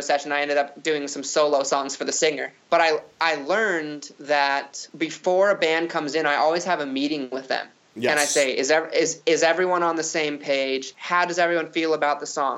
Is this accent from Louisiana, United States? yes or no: no; Phoenix, Arizona, United States; I'm from Phoenix